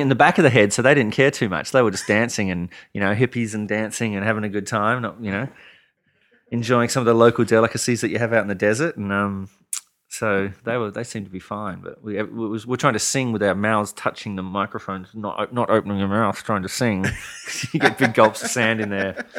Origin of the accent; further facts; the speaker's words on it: Adelaide, South Australia, Australia; moved away as an adult; also born or lived in Austin, Texas / Nashville; my hometown of Adelaide